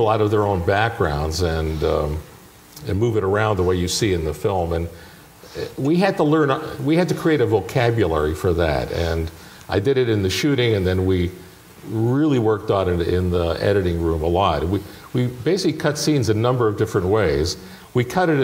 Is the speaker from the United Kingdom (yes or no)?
no; Toronto, Ontario, Canada; moved away; I grew up in Toronto.